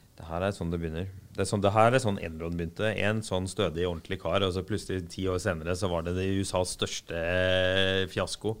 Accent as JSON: {"language": "Norwegian", "town": "Arendal", "region": "Agder", "country": "Norway", "said": "jeg er fra Arendal"}